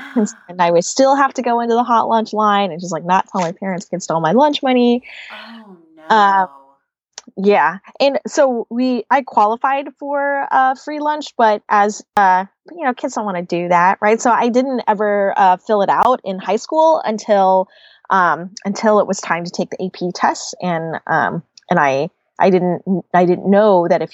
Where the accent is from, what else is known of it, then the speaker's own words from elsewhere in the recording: Dallas, Texas, United States; also born or lived in Georgia; I'm from Dallas, Texas. I grew up in Dallas, Texas.